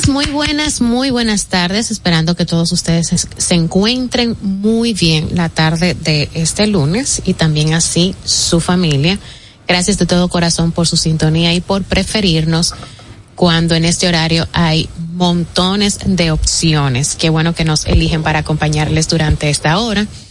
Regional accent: Dominican Republic; como buenos dominicanos

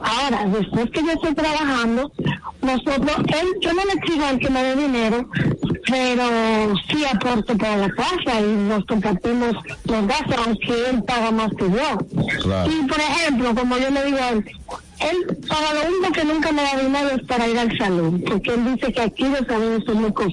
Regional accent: Dominican Republic; now in United States; yo soy dominicana.

